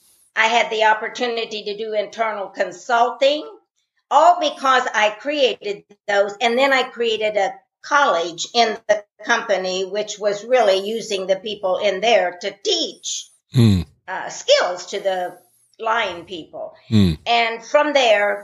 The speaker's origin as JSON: {"language": "English", "region": "Indiana", "country": "United States", "tie": "born or raised there", "said": "I was born in Indiana in a rural family"}